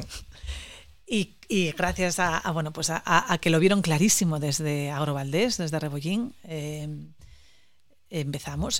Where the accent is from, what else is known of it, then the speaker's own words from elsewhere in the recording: Asturias, Spain; vengo desde Asturias, una pequeña región del norte de España. Somos celtas